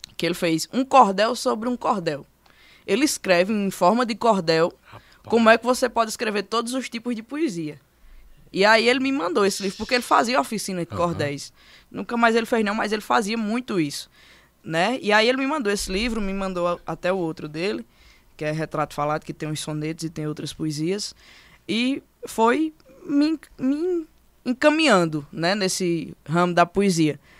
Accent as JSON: {"language": "Portuguese", "town": "Brejo Santo", "region": "Ceará", "country": "Brazil", "tie": "born or raised there", "moved": "as an adult", "lives_now": "Serra Talhada, Brazil", "said": "Eu sou natural do Brás Santo, Ceará, certo? É, morei a vida todinha lá no Brejo"}